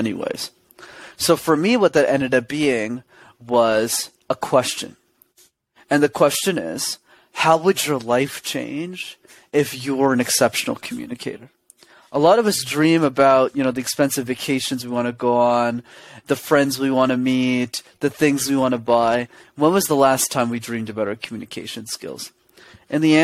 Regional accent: Montreal, Quebec, Canada; I'm born and raised in a city called Montreal.

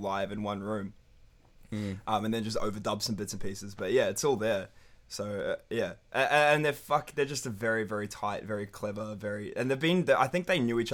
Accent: Wellington, New Zealand; also born or lived in North Shore, Auckland; now in Melbourne, Australia; All of us grew up in the same area of Wellington.

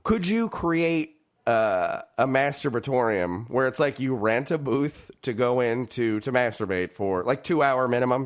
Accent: California, United States; growing up in California

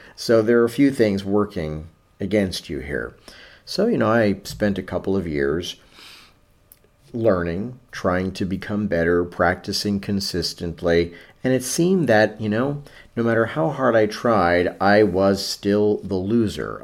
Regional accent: New York City, New York, United States; I grew up in New York City in the seventies

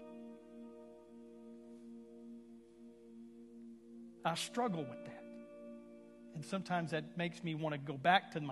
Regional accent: Houston, Texas, United States; we're from Houston

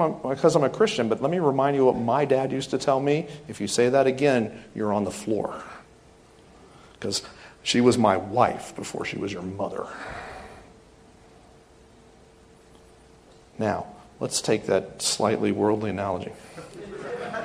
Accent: the South, United States; I am from the South

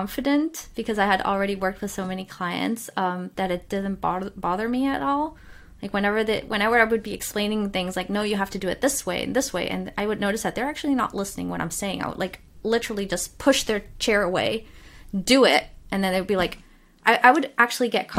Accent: Cologne, North Rhine-Westphalia, Germany; moved away; I had already been very isolated growing up in Cologne

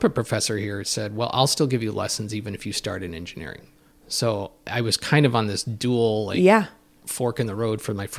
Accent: Chicago, Illinois, United States; Growing up in Chicago, you hear all these icons of radio broadcasting

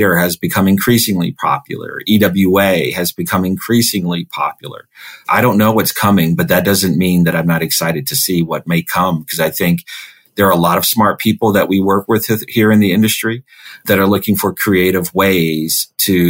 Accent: Silver Spring, Maryland, United States; also born or lived in Wilkes-Barre, Pennsylvania / Washington, D.C.; So I grew up in Maryland, right outside of Washington, D.C. in Silver Spring

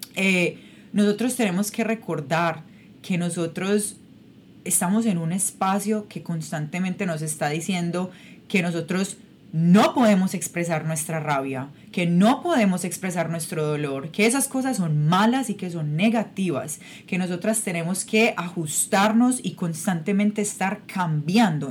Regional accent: Medellín, Antioquia, Colombia; moved away as an adult; yo soy yo soy de Colombia, yo soy de Medellín, Colombia

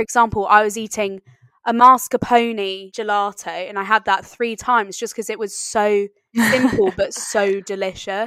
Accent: East Sussex, South East England, United Kingdom; my hometown in East Sussex

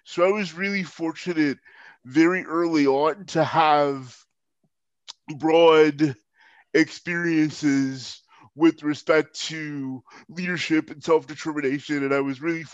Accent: Holland, Ohio, United States; I'm from Holland, Ohio, which is near Toledo, Ohio

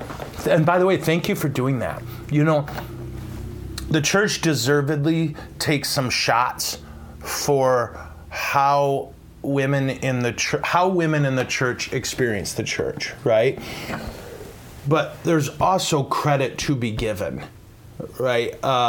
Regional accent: England, United Kingdom; Early Merry Christmas greetings from England. I'm from England.

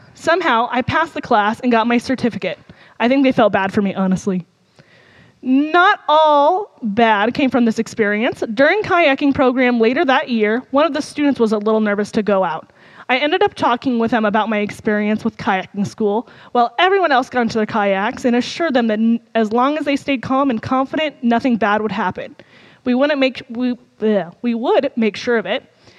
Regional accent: United States; Despite growing up on the Mississippi River, I did not have any real experience paddling when I first started there.

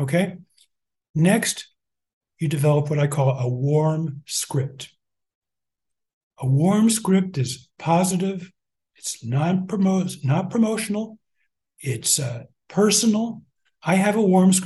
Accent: Albuquerque, New Mexico, United States; moved away; I was born in Albuquerque

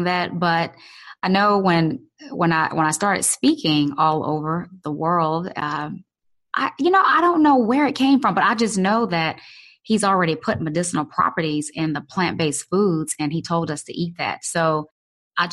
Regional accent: Louisiana, United States; growing up in Louisiana.

